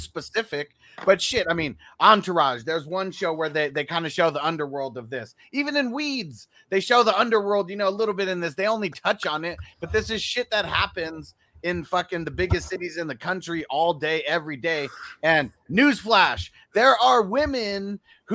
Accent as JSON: {"language": "English", "town": "San Diego", "region": "California", "country": "United States", "said": "I'm from San Diego, one of the biggest cities"}